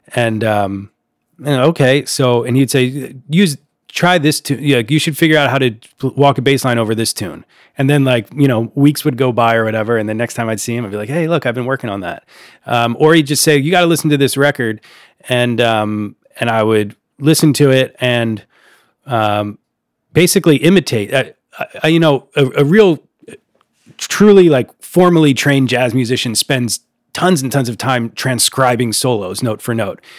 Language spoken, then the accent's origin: English; Upper Darby, Pennsylvania, United States; my hometown of Upper Darby, Pennsylvania, outside of Philadelphia